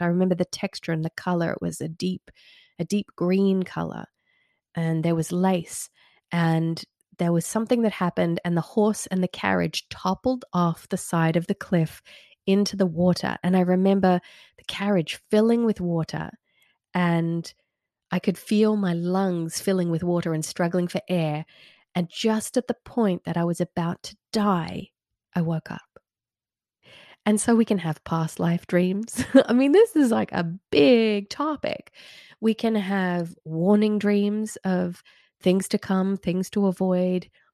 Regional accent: Red Hill, Australia; moved away as an adult; now in United States; an old area that I used to live in when I was growing up in Red Hill in the nineties.

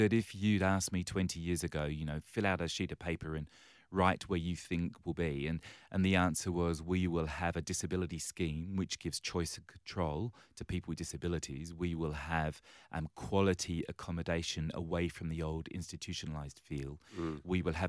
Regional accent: England, United Kingdom; now in Australia; And yes, you might pick from my accent that I originally hail from the other side

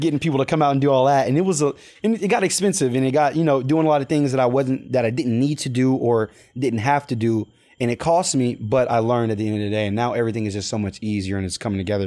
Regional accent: Pearland, Texas, United States; moved away as an adult; now in Baton Rouge, United States; grew up in Pearland, Texas, in Texas, Houston, Texas

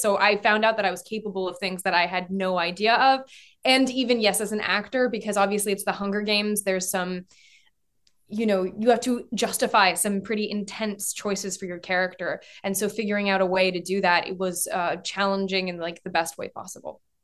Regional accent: France; moved away; I grew up in France

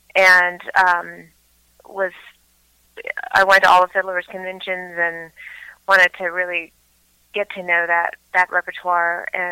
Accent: Blacksburg, Virginia, United States; also born or lived in California; now in Asheville, United States; I'm originally from Blacksburg, Virginia, so not too far away

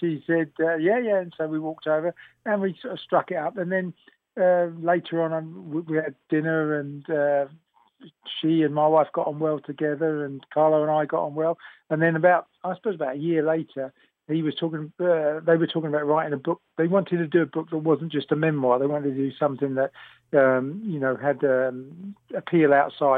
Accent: London, United Kingdom; I was born just after the war, so they stayed in London. So I'm a Londoner

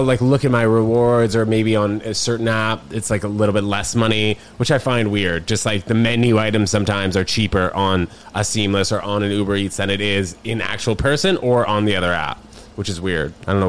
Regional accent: New York City, New York, United States; also born or lived in New Brunswick, New Jersey / Connecticut; I'm from Manhattan. I'm from New York. So I moved to Manhattan when I was 6 weeks old. I lived in New Brunswick and then my mom had a job at an ad agency and my dad worked at like some finance place in the city. So I grew up here fully and then went to Connecticut and then now I'm back.

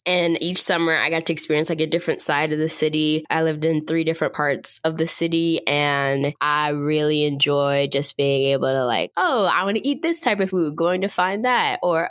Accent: Northeast, United States; I just have a general affinity for like the Northeast. I think that's just because that's where I grew up

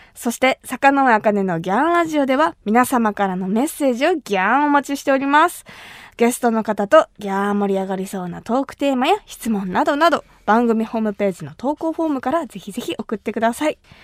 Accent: Kumamoto, Japan; 私が生まれ育った熊本

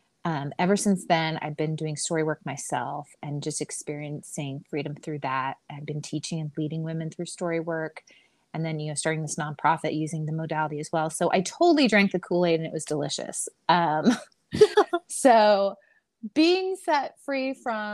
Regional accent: Houston, Texas, United States; also born or lived in Long Island, New York; now in Dallas-Fort Worth, United States; I am from Long Island, New York. I like to preface with that before I tell people where I actually live, which is I live in Texas. I actually grew up in Houston. I moved to Texas when I was 9

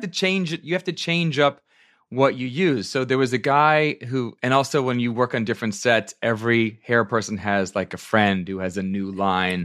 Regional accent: Virginia, United States; also born or lived in upstate New York; I'm from, from upstate New York, but I was raised in Virginia, so I started going to arena stage as a kid

